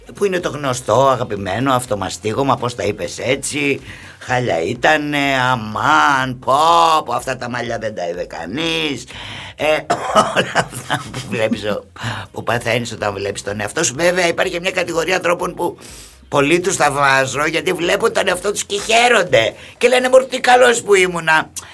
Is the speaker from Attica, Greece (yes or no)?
yes; Nea Smyrni, Attica, Greece; also born or lived in Montreal, Canada; Η Νέα Σμύρνη είναι το χωριό μου. Ναι, εκεί μεγάλωσα από όταν ήρθαμε από τον Καναδά.